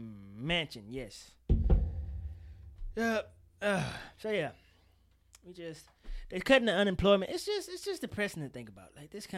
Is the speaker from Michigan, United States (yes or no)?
no; Mississippi, United States; I'm from Mississippi, Shay.